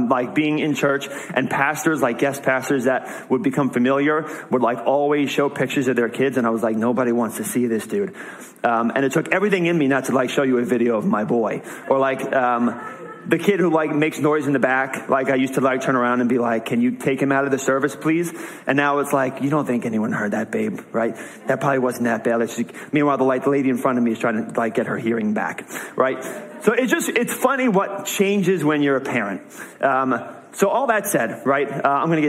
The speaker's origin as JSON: {"language": "English", "region": "New York", "country": "United States", "moved": "as an adult", "lives_now": "New England, United States", "said": "I'm from New York"}